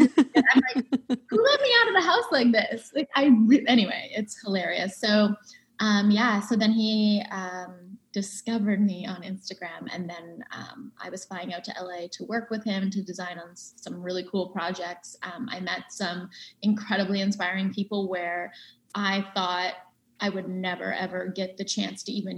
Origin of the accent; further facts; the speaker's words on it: Berwick, Nova Scotia, Canada; I'm from Berwick, born and raised.